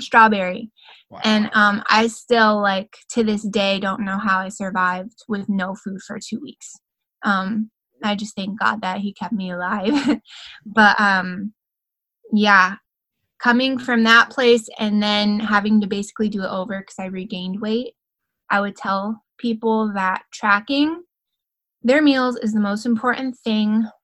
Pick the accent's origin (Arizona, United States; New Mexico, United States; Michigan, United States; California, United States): Michigan, United States; Grand Rapids; moved away as an adult; now in Alexandria, United States; I'm actually from Grand Rapids, Michigan